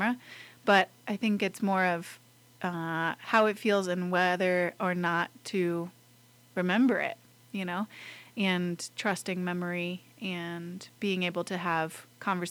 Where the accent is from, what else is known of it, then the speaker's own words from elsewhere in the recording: Lander, Wyoming, United States; moved away as an adult; I grew up in Lander. I was born at Lander Medical Center